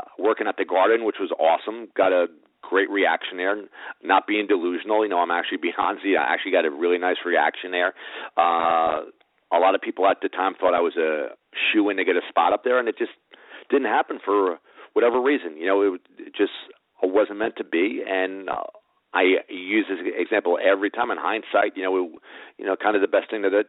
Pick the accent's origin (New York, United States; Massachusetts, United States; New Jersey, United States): New Jersey, United States; Rutherford; I grew up in Rutherford, New Jersey, so I'm kind of a hometown guy there.